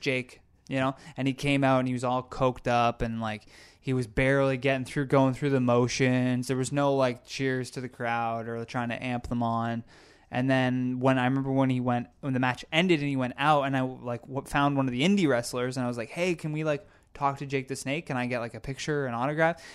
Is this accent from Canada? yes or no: yes; Brockville, Ontario, Canada; I grew up in such a small town